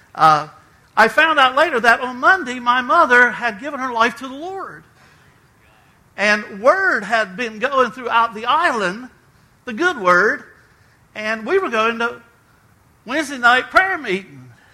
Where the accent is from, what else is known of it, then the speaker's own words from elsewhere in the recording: Outer Banks of North Carolina, United States; I was raised on the Outer Banks of North Carolina.